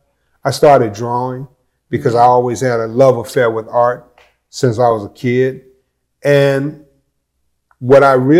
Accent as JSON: {"language": "English", "town": "Chicago", "region": "Illinois", "country": "United States", "tie": "born or raised there", "moved": "yes", "lives_now": "Peoria, United States", "said": "I grew up in Chicago on the West Side"}